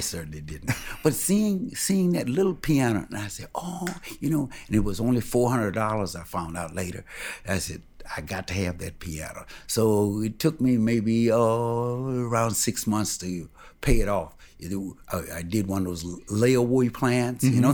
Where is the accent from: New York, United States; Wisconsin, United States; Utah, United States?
Wisconsin, United States; Milwaukee; also born or lived in Carthage, Mississippi; I was born in Carthage, Mississippi, but I came to Milwaukee real early.